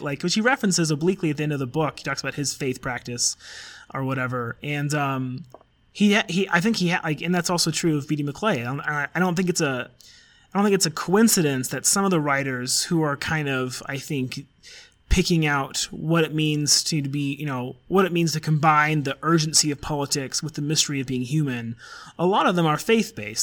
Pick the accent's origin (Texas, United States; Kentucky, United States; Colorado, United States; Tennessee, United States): Colorado, United States; also born or lived in Oxford; you and I are both from Colorado, and we're from like just you know we're just from Nowheresville, Denver suburb satellites stuff